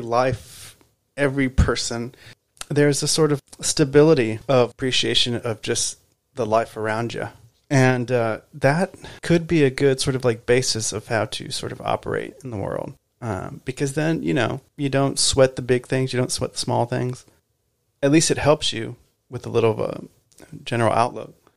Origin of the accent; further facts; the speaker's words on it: Texas, United States; moved away as an adult; now in Los Angeles, United States; I'm originally from Texas. I I moved to LA 20 years ago almost